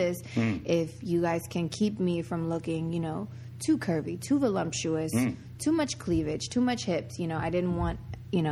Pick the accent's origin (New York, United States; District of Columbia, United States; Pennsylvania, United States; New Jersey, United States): Pennsylvania, United States; Reading; moved away as an adult; now in Los Angeles, United States; I grew up in a really small city called Reading, Pennsylvania